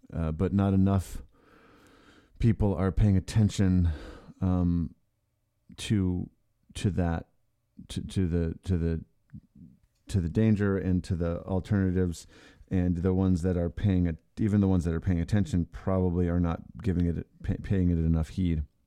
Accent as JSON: {"language": "English", "town": "Ann Arbor", "region": "Michigan", "country": "United States", "tie": "born or raised there", "moved": "yes", "said": "I liked growing up in that town."}